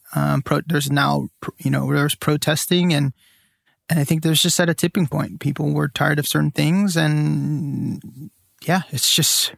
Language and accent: English; San Joaquin Valley, California, United States; I grew up in the San Joaquin Valley, which is all mainly flat, which is a valley.